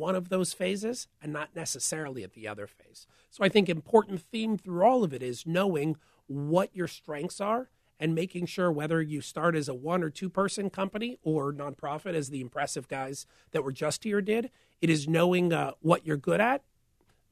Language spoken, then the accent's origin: English; St. Louis, Missouri, United States; moved away as an adult; also born or lived in former Soviet Union; I grew up in St. Louis